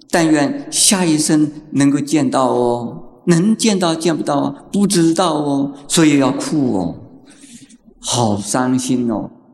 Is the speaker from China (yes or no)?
yes; China; 像我们中国人哭成那个样子的天翻地覆的哭法